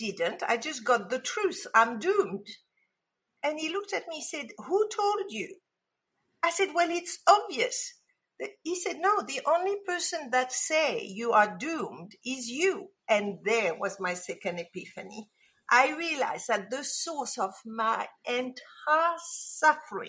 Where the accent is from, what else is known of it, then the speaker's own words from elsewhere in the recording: Casablanca, Casablanca-Settat, Morocco; moved away; I was brought up in Casablanca, Morocco, and yes, it is as exotic as it sounds